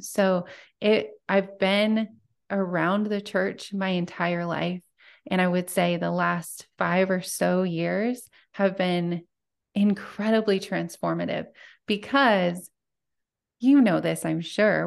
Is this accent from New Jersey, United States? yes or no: no; Montana, United States; I'm from small town Montana, and I still live there